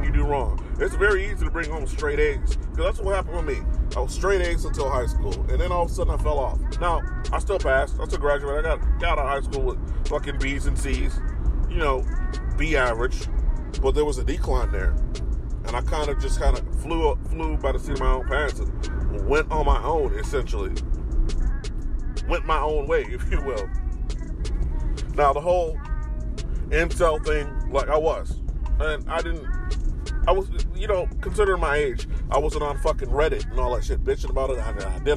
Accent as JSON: {"language": "English", "town": "Chicago", "region": "Illinois", "country": "United States", "tie": "born or raised there", "moved": "yes", "said": "walking around Chicago, which I'm my hometown"}